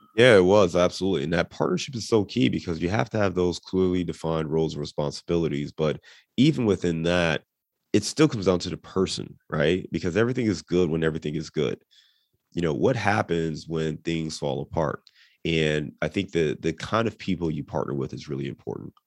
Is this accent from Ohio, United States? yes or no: yes; Cleveland, Ohio, United States; moved away as an adult; also born or lived in Dayton / Chicago / Detroit; now in Cincinnati, United States; I was born and raised in Cleveland